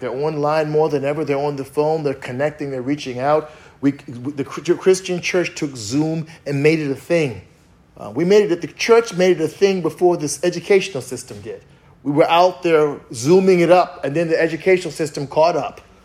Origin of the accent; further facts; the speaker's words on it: East Coast, United States; I'm from the East Coast